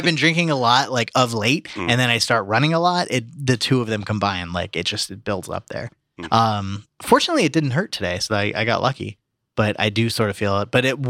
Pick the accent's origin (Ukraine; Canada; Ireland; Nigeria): Ireland; It's typically what I do as an Irishman.